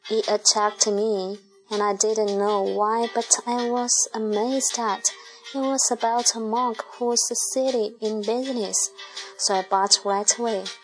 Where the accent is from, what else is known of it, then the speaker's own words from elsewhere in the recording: Kram, Johor, Malaysia; I grew up in Kram, Johor, Malaysia. I'm 51 this year and was married before, and I have two beautiful sons. I came from a poor family, and I was the eldest in my family.